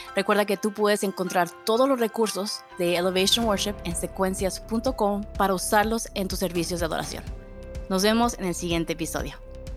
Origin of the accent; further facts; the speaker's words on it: Mexico; now in Austin, United States; como mexicana